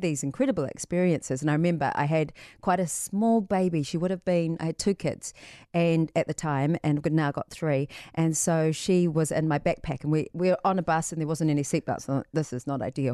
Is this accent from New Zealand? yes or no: yes; New Zealand; all of us as New Zealanders, we have the voyager spirit in us